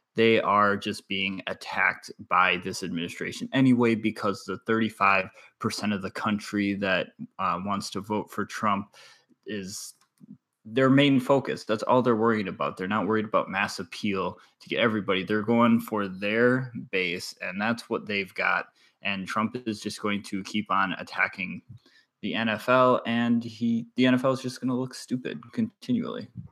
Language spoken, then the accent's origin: English; Wisconsin, United States; I'm from Wisconsin